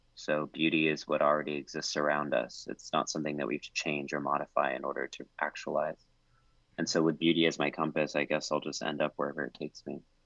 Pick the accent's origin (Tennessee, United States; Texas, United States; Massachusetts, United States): Texas, United States; College Station; moved away; growing up in College Station, Texas